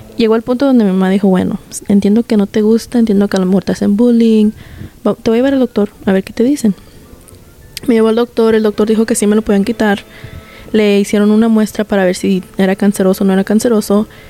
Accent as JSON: {"language": "Spanish", "region": "Guanajuato", "country": "Mexico", "said": "yo soy de Guanajuato, México"}